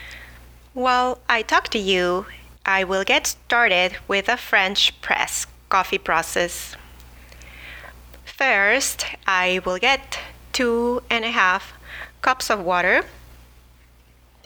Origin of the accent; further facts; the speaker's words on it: Mexico City, Mexico; now in La Mirada, United States; I am originally from Mexico City, where I grew up enjoying fresh foods